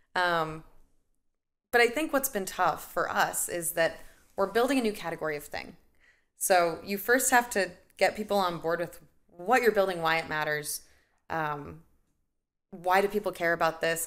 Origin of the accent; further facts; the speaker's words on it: Nebraska, United States; also born or lived in Boston; now in Chicago, United States; I'm a Midwestern uh, Midwesterner at heart and birth, so I grew up in Nebraska and then moved out to Boston